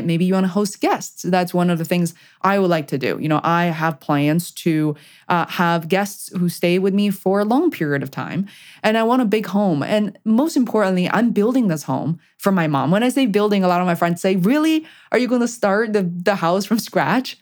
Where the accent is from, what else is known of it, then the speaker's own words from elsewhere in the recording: China; moved away; I'm originally coming, uh, come from China